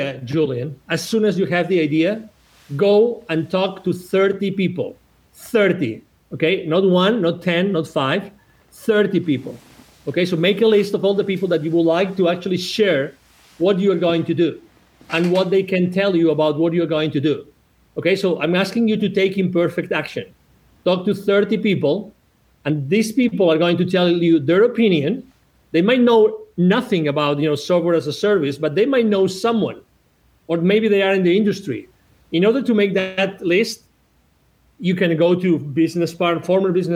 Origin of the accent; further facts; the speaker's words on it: 1 hour from Barcelona, Catalonia, Spain; English is a second language; moved away as an adult; also born or lived in United States; I'm originally from Spain. I was born 1 hour away from Barcelona.